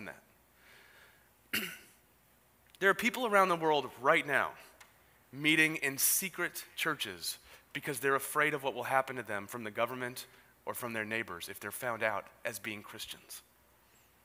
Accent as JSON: {"language": "English", "town": "San Diego", "region": "California", "country": "United States", "tie": "born or raised there", "said": "I grew up in Ocean Beach"}